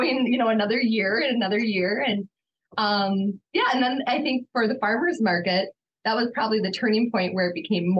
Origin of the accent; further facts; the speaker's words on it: Elk River, Minnesota, United States; also born or lived in Otsego; I grew up here in Elk River, actually lived in Otsego